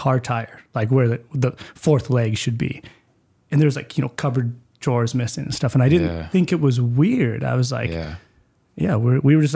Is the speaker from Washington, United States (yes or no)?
yes; Spokane, Washington, United States; also born or lived in Mead, Washington; born into welfare in Hilliard